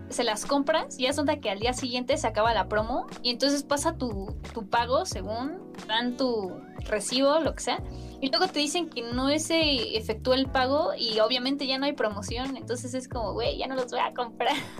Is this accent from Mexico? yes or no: yes; Mexico; yo soy mexicana